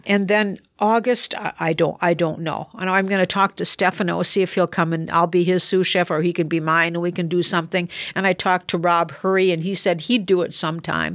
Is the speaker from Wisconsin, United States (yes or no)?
yes; Wisconsin, United States; also born or lived in Texas